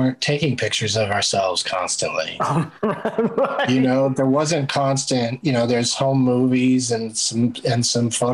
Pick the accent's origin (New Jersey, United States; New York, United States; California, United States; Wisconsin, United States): California, United States; San Diego; I grew up in San Diego, so we were at the beach all the time